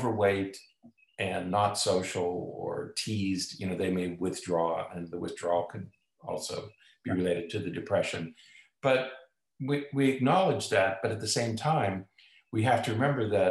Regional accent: United States; I grew up in Amish country

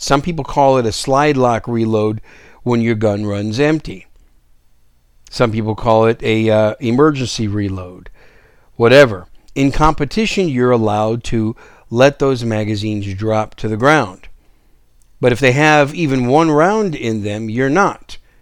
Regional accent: Wisconsin, United States; moved away as an adult; Most of you know Wisconsin's my home state, and, uh, I was, I was raised there for the better part of my, well, for my entire childhood and early young adult years

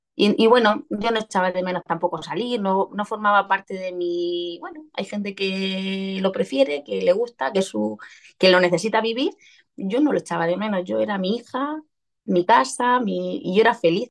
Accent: Region of Murcia, Spain; accent: Murcian; soy murciana, se me notará en el deje.

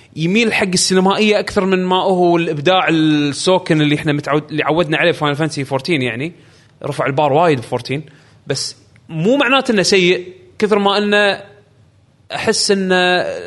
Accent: Saudi Arabia; عندنا بالسعوديه

